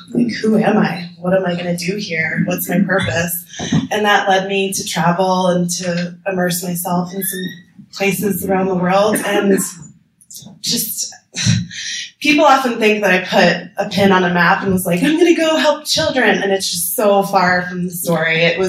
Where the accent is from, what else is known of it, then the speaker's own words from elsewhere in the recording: New Jersey, United States; moved away as an adult; now in Nepal; I'm from New Jersey, first of all. We don't have the best reputation always as Jersey girls. So I grew up in suburbia on a cul-de-sac with a trampoline in my backyard. I went to New Jersey public school.